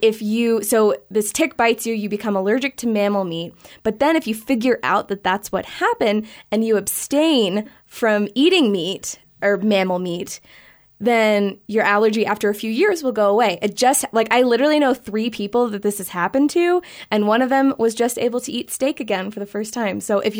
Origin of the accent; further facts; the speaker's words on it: Virginia, United States; I grew up in Virginia and never got poison ivy.